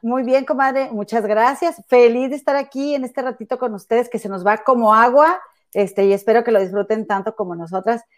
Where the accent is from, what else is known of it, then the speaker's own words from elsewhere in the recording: Monterrey, Nuevo León, Mexico; moved away as an adult; now in Chicago, United States; allá en mi tierra, en mi amado y bello Monterrey e inigualable